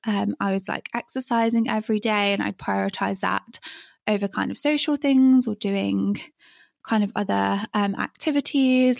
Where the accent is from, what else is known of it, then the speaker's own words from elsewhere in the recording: England, United Kingdom; moved away as an adult; growing up in England when I did